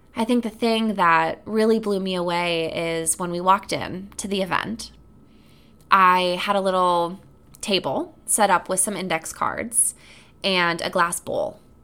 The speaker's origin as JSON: {"language": "English", "town": "Sheboygan", "region": "Wisconsin", "country": "United States", "tie": "born or raised there", "moved": "yes", "said": "I was visiting my hometown for the first time in about six years"}